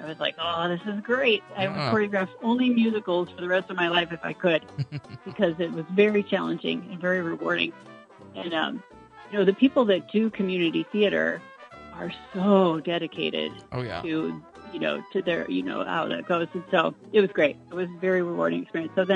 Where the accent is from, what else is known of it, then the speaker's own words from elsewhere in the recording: Springfield, United States; also born or lived in Chicago; I grew up in Springfield, and I started dancing with Grace Nottavati when I was 4 years old